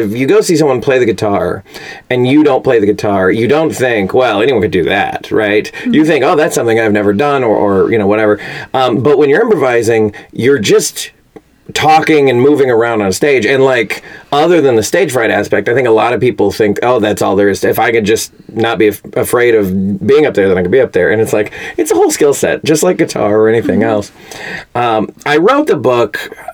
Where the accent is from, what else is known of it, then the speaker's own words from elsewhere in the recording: Fort Worth, Texas, United States; moved away as an adult; also born or lived in Chicago; now in Los Angeles, United States; I am from Fort Worth, Texas. Born and raised.